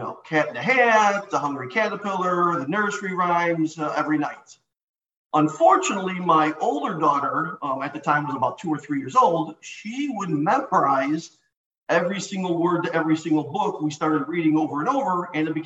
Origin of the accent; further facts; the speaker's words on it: Addison, Illinois, United States; I was born and raised 1969 in Addison, Illinois